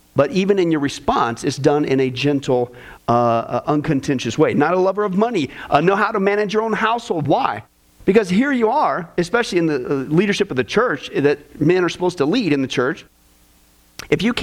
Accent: Kansas, United States; growing up in Kansas

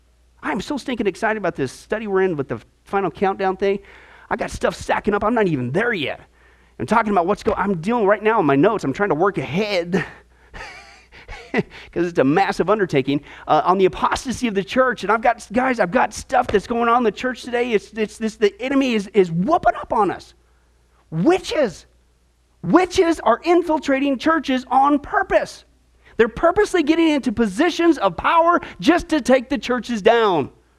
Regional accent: Nebraska, United States; When I lived in Nebraska, growing up in the Midwest, for a couple years, I got into wrestling.

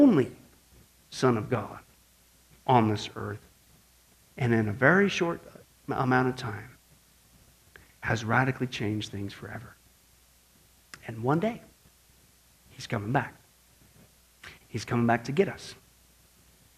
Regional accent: Midwest, United States; growing up in the Midwest

